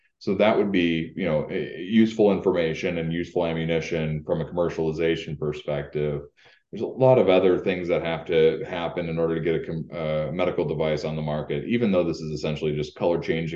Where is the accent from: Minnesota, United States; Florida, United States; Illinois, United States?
Minnesota, United States; Rochester; moved away as an adult; also born or lived in Upper Peninsula, Michigan; now in Upper Great Lakes area, United States; I'm actually from Rochester, Minnesota, but I went to, as you pointed out, to undergraduate at Michigan Tech.